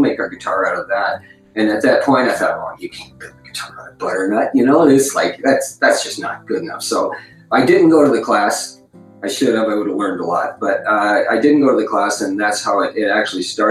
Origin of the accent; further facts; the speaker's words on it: Windsor, Ontario, Canada; I was born in Windsor, Ontario